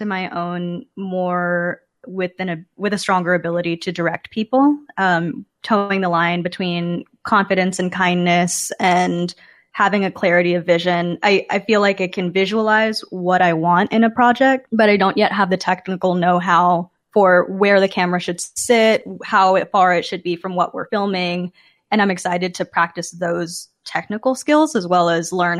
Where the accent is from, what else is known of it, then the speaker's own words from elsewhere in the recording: Dallas, Texas, United States; moved away as an adult; also born or lived in Chicago, Illinois; now in Kansas City, United States; I was coming from Dallas, Texas, where I had grown up